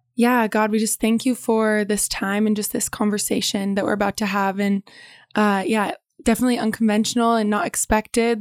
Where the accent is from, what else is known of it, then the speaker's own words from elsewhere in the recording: Bend, Oregon, United States; I was born and raised in Bend